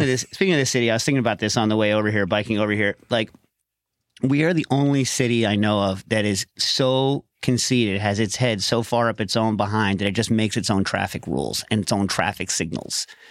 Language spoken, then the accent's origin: English; Westchester, New York, United States; I grew up around Westchester